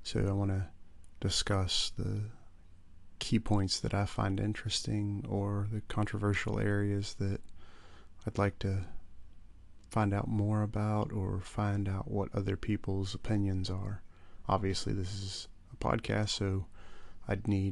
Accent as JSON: {"language": "English", "region": "West Virginia", "country": "United States", "moved": "as an adult", "lives_now": "Dublin, Ireland", "said": "I am originally from West Virginia in the U.S. I currently live in Dublin, Ireland, where I've lived for almost 10 years."}